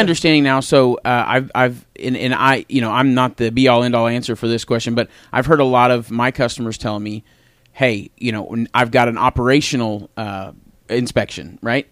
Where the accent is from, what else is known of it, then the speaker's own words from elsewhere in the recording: Tulsa, Oklahoma, United States; I grew up on the West Side